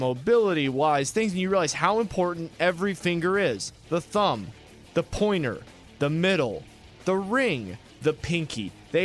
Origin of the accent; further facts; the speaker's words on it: the North, United States; I'm from the North.